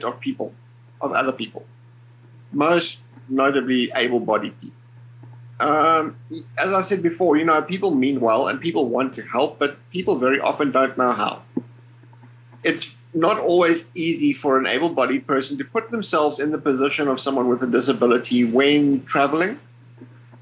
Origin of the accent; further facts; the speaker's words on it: Port Elizabeth, Eastern Cape, South Africa; I was born in Cape Town, grew up in the Eastern Cape in a little town by the name of Port Elizabeth